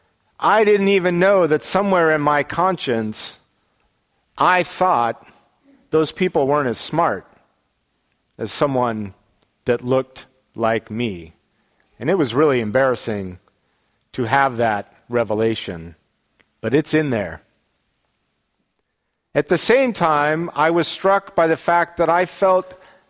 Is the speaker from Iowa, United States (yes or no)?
no; Salt Lake City, Utah, United States; the climate in which I grew up in Salt Lake a long time ago